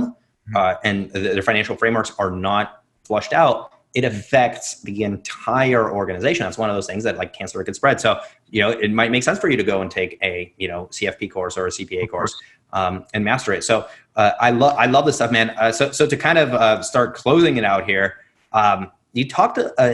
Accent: Russia; I grew up in Russia

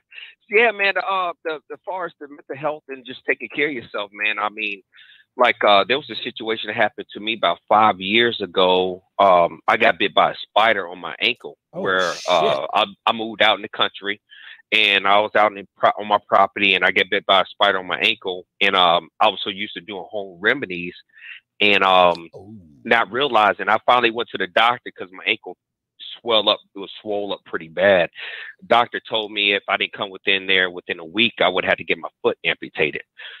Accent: Virginia, United States; now in Texas, United States; I'm originally from Virginia, man, but I live in Texas. Now.

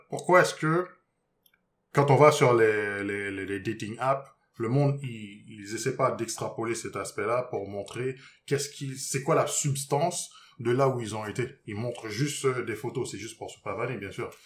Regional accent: Haiti; je viens d'Haïti

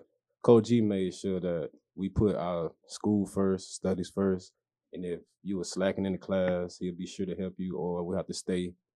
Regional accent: Albany, United States; I'm from Albany, so Ramley means everything

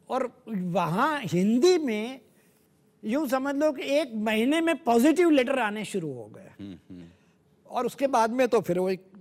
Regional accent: Saurashtra, Gujarat, India; मेरा जन्म सौराष्ट्र गुजरात में हुआ था

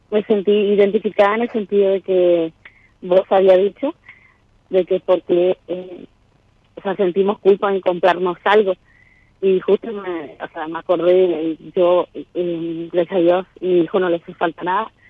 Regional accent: Posadas, Misiones, Argentina; de Misiones, Posadas.

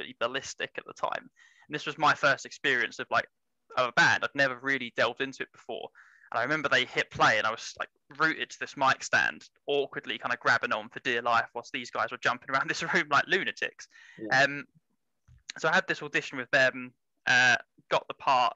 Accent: Essex, East of England, United Kingdom; I'm from Essex.

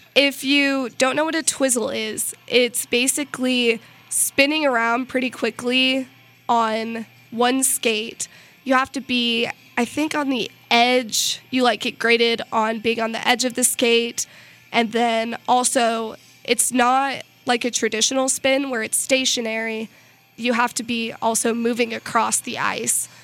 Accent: Missouri, United States; I'm from Missouri

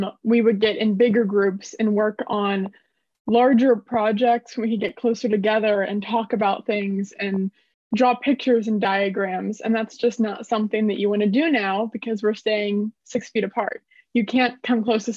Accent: Springfield, Ohio, United States; I'm from Springfield, Ohio.

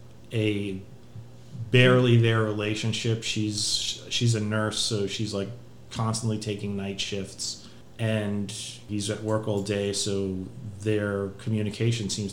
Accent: United States; we're American

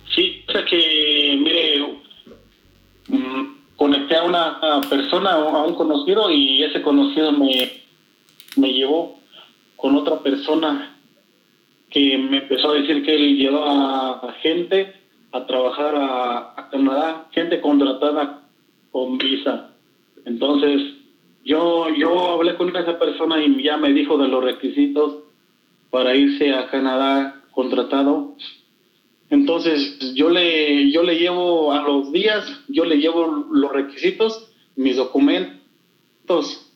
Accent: Guanajuato, Mexico; como nosotros somos de Guanajuato, nos vinimos para la Ciudad de México

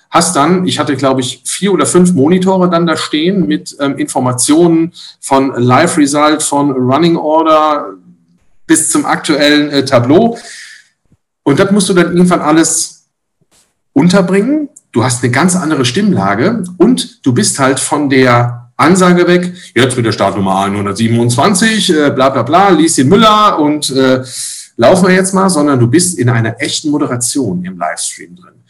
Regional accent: Rhineland, Germany; bei uns im Rheinland

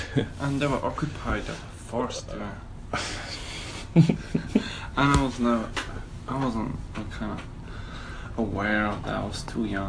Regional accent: Slovakia; I'm obviously from Slovakia, or Czechoslovakia

